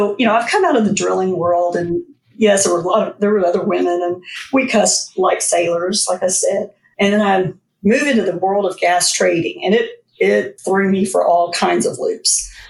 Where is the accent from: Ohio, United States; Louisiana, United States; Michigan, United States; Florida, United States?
Louisiana, United States; born there; I was born in South Louisiana, even though we moved around a lot after that.